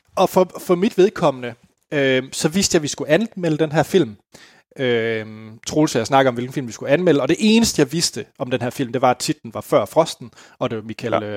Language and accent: Danish; West Jutland, Denmark; jeg var hjemme i Vestjylland